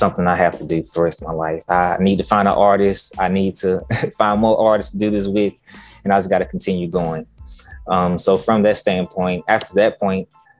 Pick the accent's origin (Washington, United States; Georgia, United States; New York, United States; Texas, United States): Georgia, United States; Augusta; now in Atlanta, United States; I grew up in Augusta, Georgia